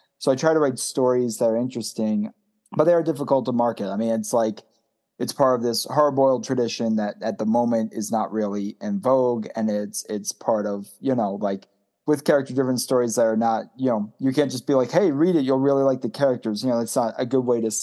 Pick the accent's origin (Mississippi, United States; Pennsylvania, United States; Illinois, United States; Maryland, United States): Maryland, United States; Baltimore; I'm from Baltimore and very much a proud Baltimorean.